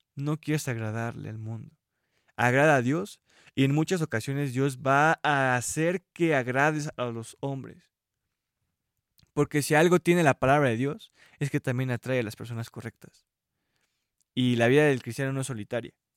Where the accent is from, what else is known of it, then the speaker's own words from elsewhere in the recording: Mexico; yo soy mexicano